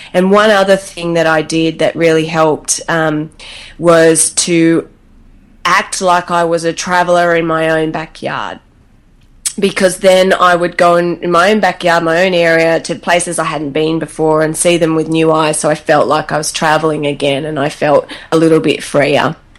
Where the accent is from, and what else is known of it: Australia